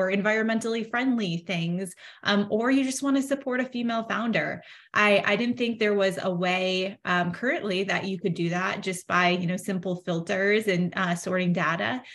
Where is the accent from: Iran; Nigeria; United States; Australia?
United States; Midwest; also born or lived in Chicagoland area; I was born in the Midwest and I currently still live in the Midwest in the Chicagoland area with my family.